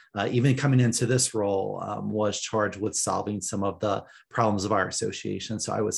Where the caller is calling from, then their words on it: Las Vegas, Nevada, United States; So I'm joining from Las Vegas, which is the traditional homelands of the Southern Paiute, who have been longtime caretakers of this land.